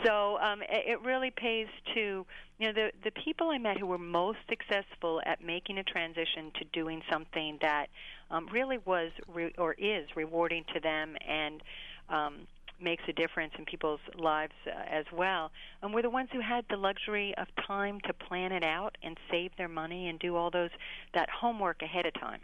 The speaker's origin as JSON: {"language": "English", "town": "Pittsburgh", "region": "Pennsylvania", "country": "United States", "tie": "born or raised there", "also_born_or_lived": "New York", "moved": "yes", "said": "I went back home to Pittsburgh and I started writing for anybody who would have me. I did a nightlife column for the Pittsburgh Magazine, my hometown."}